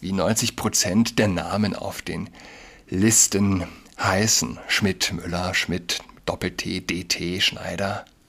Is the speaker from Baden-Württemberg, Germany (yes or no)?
no; Saarland, Germany; now in Berlin, Germany; Ich wohne in Berlin, aber vielleicht für mich als gebürtigen Saarländer habe ich noch mal einen engeren, äh, emotionaleren Bezug